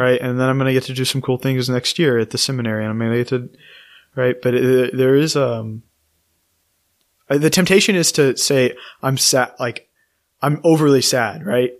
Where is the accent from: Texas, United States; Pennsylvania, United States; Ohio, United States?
Texas, United States; College Station; now in Austin, United States; I grew up in College Station